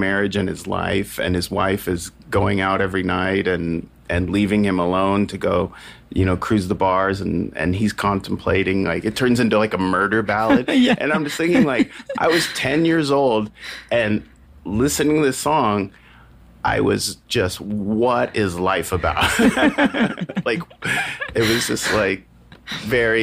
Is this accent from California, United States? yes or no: yes; California, United States; I grew up as a child actor, and so I had to drive to Los Angeles a lot from my hometown. It's like an hour drive